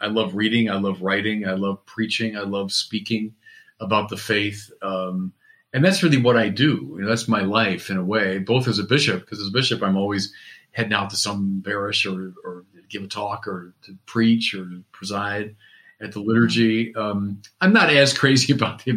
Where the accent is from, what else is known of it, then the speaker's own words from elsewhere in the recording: Chicago, Illinois, United States; I'm a Chicagoan and I lived through the Michael Jordan period.